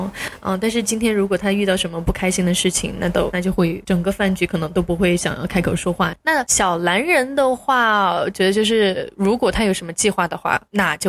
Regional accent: Sichuan, China; 我作为一个四川人很能吃辣

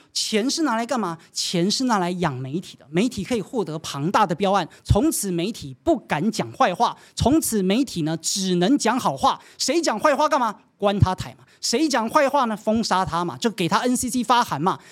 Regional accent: Taiwan; 我们台湾人

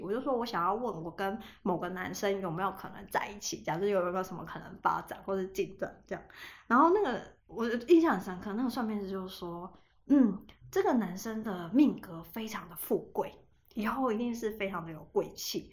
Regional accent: Taiwan; 我老家是在一个很偏僻的地方

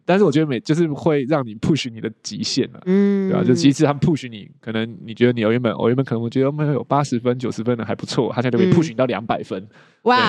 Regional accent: Taiwan; 但是像可能我们台湾人，我们的我们的考试就会说，我们的重点就是要去判断出那个分型

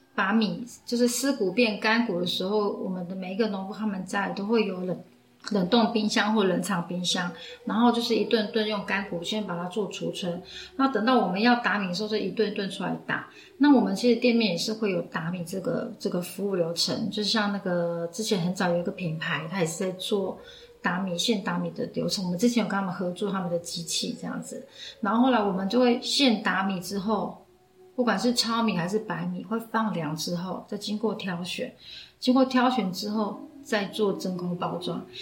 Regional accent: Hualien County, Taiwan; now in Taichung, Taiwan; 我是来自花莲富源阿美族的

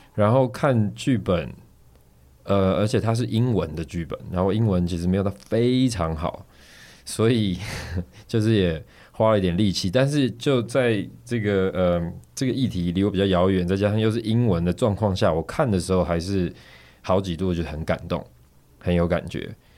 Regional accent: Taiwan; 我们台湾这边是怎么教的

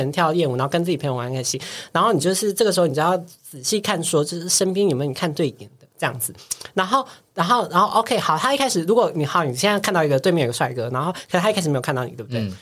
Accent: Taiwan; 我们台湾人都很推荐

